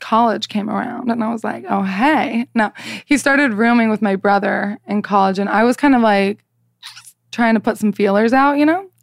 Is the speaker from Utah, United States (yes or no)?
yes; Salt Lake City, Utah, United States; I am from Salt Lake City, Utah